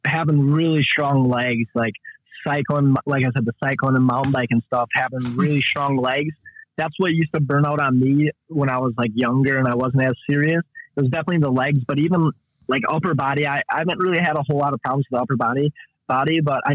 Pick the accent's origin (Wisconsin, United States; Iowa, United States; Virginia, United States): Wisconsin, United States; Kenosha; I'm from Kenosha, Wisconsin